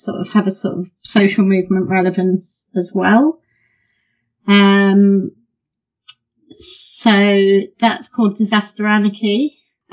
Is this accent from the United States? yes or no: no; Midlands, United Kingdom; moved away as an adult; now in London, United Kingdom; I grew up in the Midlands, and I did my degrees and PhD in the Midlands in the UK.